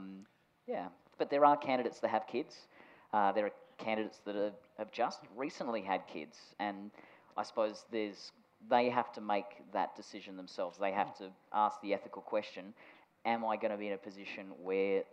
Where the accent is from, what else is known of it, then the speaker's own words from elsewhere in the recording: Australia; I was told when I was seven that because I was born in Australia, I could never join NASA